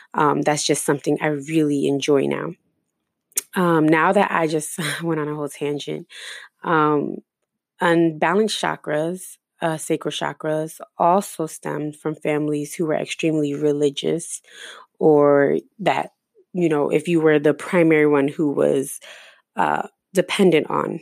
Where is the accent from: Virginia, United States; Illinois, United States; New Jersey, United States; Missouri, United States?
New Jersey, United States; now in Florida, United States; I ended up moving to Florida. I'm originally from Jersey